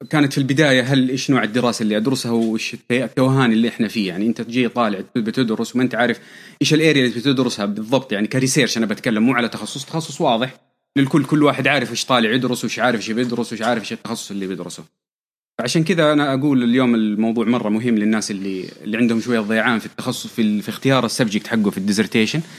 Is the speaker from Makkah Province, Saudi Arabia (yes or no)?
yes; Taif, Makkah Province, Saudi Arabia; آه، من مواليد الطائف تربية الطائف أهلي من مكة أساسا